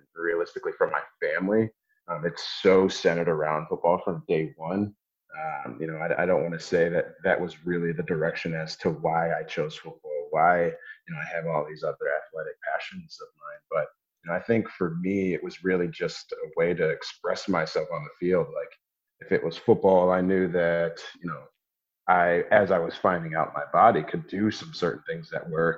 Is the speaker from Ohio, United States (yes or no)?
yes; Columbus, Ohio, United States; also born or lived in San Diego, California; We moved back here to Columbus when my dad was coaching with the Ohio State Buckeyes